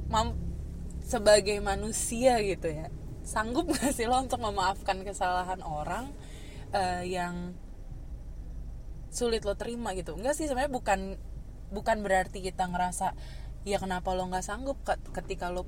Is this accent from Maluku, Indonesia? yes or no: yes; Ambon, Maluku, Indonesia; saya, saya kan Ambon, Ambon.